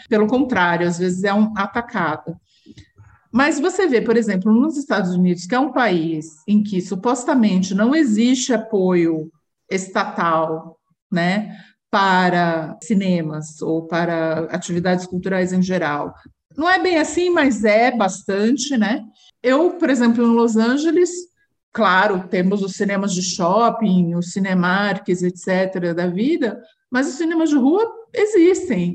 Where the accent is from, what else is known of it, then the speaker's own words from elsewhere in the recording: interior of São Paulo, Brazil; also born or lived in Rio de Janeiro; eu morei no interior muito tempo, eu nasci no Rio, mas vim para São Paulo muito pequena e vim morar no interior de São Paulo menor ainda